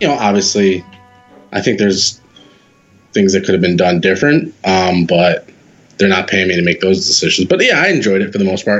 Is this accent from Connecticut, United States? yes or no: no; Pearl River, New York, United States; also born or lived in Hoboken, New Jersey; Pearl River, New York. Just probably 30 minutes north of New York City.